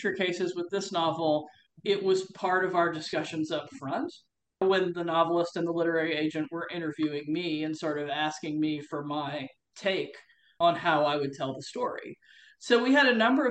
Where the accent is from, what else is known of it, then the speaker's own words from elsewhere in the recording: United States; being an American who knows Australia and has worked in Australia